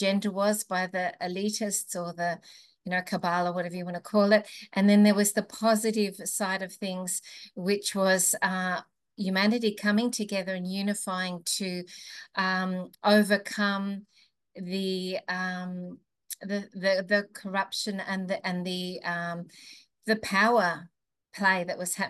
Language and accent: English; Melbourne, Victoria, Australia; moved away; I came originally from Melbourne